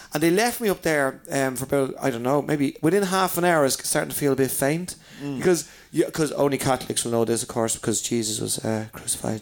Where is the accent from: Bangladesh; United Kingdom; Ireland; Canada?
Ireland; being Irish